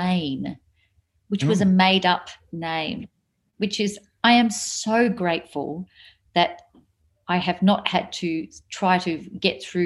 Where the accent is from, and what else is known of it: Papua New Guinea; born or raised there; moved away; also born or lived in Australia